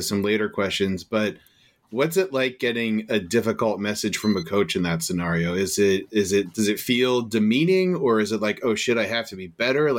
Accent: Elizabeth, New Jersey, United States; moved away as an adult; now in Portland, United States; I was born and raised in New Jersey

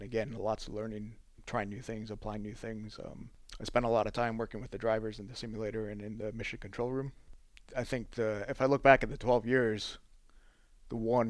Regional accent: outside of Chicago, Illinois, United States; moved away as an adult; also born or lived in Southampton / Europe; where I grew up in outside of Chicago

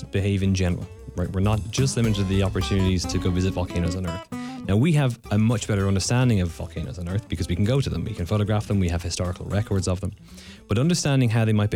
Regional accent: Ireland; now in North Carolina, United States; I'm Irish, and in Ireland, we don't do geology in secondary school

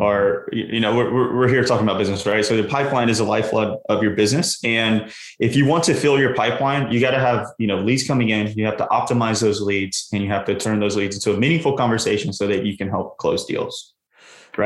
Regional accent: the South, United States; I grew up in the South

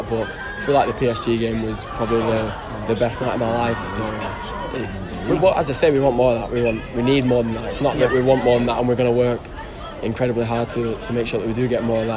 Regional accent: Lancaster, North West England, United Kingdom; now I'm from Lancaster

